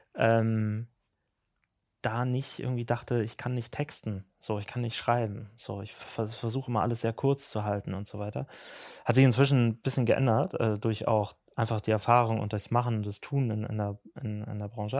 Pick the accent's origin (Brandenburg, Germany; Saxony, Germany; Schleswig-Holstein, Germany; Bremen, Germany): Schleswig-Holstein, Germany; Ahrensburg; also born or lived in Hamburg; ich komme aus Ahrensburg, aus Schleswig-Holstein